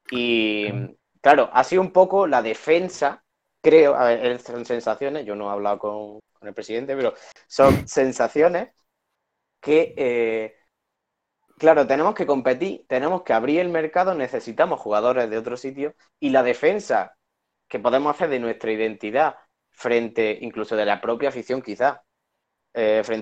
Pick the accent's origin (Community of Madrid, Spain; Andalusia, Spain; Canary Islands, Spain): Andalusia, Spain; a town in Málaga; mi pueblo, yo soy de un pueblo de Málaga, que es, mm, relativamente pequeño.